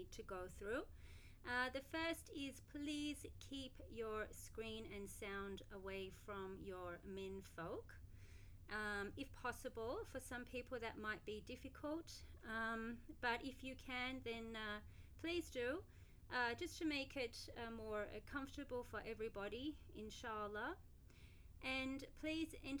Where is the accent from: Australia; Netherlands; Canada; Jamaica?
Australia; now in Abu Dhabi, United Arab Emirates; I'm from Australia and I currently live in Abu Dhabi